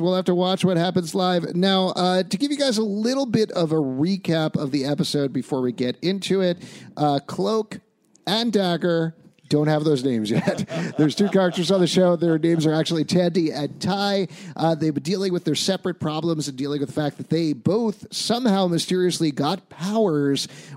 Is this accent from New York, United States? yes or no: yes; New York, United States; as a New Yorker